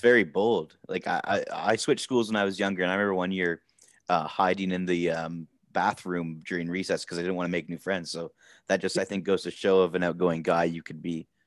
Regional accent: Canada; we're Canadian.

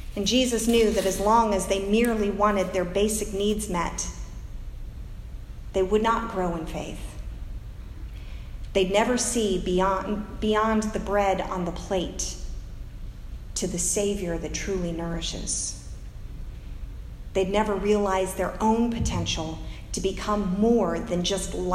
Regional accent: United States; as American Christians

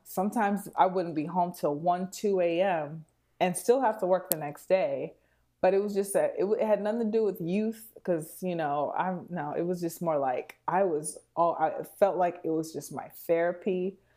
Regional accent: Houston, Texas, United States; moved away as an adult; also born or lived in New York; now in Chicago, United States; I'm from Houston, Texas.

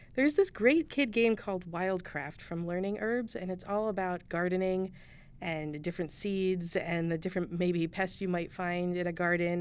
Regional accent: Chandler, Arizona, United States; moved away; also born or lived in Northwest; I grew up in Chandler. I'm back in Chandler after a hiatus in the Northwest

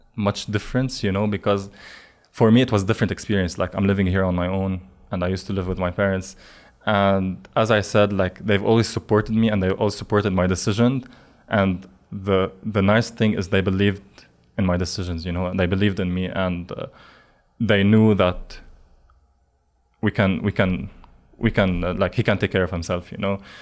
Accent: Lebanon; moved away as an adult; I grew up in Lebanon.

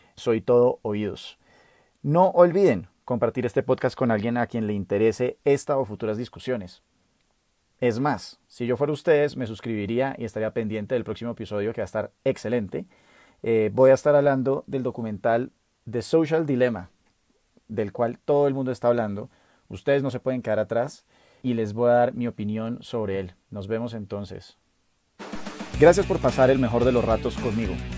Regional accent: Colombia; nosotros como colombianos

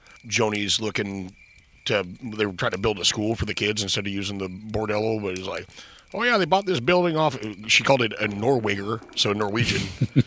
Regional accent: Fargo, North Dakota, United States; now in Seattle, United States; growing up in the Great Plains

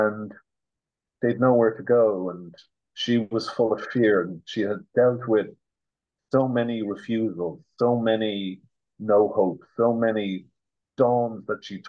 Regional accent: Ireland; as an Irish citizen myself

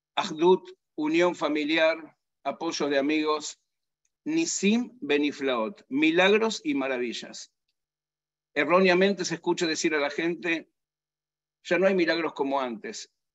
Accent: Argentina; nací en Argentina

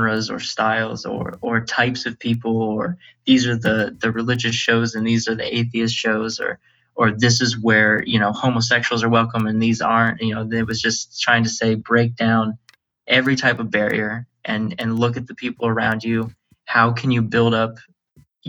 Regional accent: Erie, Pennsylvania, United States; growing up in Erie, we're a poor city, and everyone here is working class

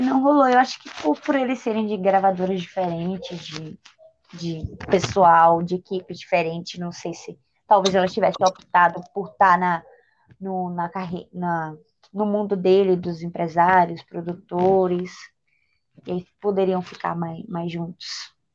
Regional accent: Bahia, Brazil; Eu sou da Bahia

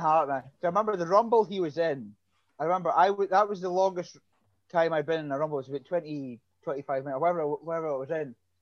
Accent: Aberdeen, Scotland, United Kingdom; Aberdeen, Scotland.

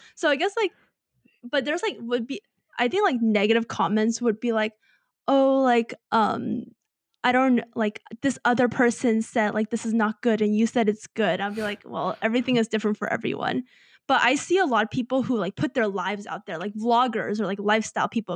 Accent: United States; growing up in America

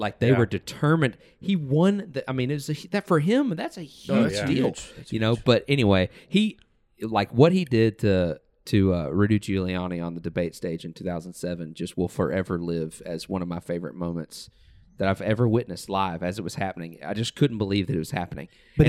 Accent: the South, United States; We grew up in the South.

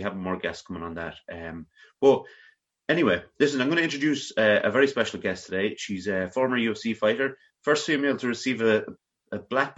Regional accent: Ireland; we're both Irish, yeah. We're both Irish people

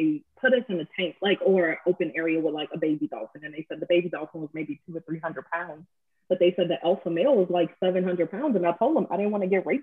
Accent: New Orleans, Louisiana, United States; I did not want to live under the Claiborne Bridge when I was growing up in New Orleans

